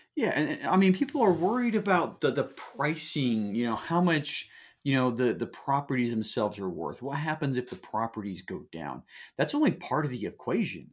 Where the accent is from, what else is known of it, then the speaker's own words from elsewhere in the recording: Salt Lake City, Utah, United States; moved away; also born or lived in Southern California; I grew up in Salt Lake City